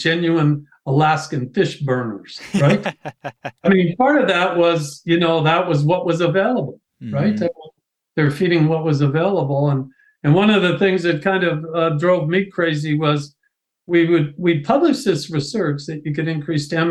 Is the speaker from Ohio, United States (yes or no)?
yes; Ohio, United States; moved away as an adult; also born or lived in Pennsylvania; I'm originally from Ohio